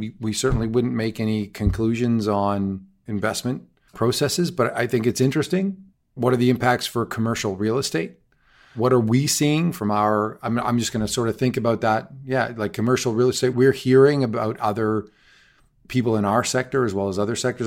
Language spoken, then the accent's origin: English; Canada; me as a Canadian